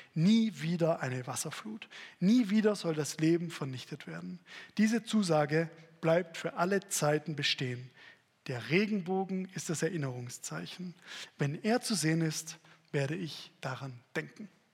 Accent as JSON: {"language": "German", "town": "Stuttgart", "region": "Baden-Württemberg", "country": "Germany", "said": "als Stuttgarter Junge"}